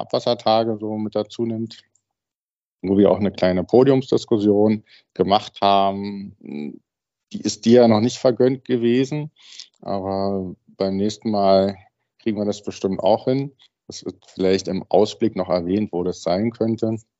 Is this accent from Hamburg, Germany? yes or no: no; Berlin, Germany; weil ich aus Berlin bin